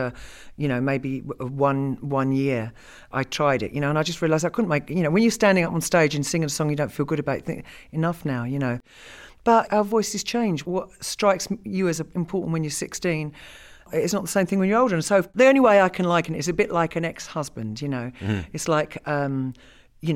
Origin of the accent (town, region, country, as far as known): United Kingdom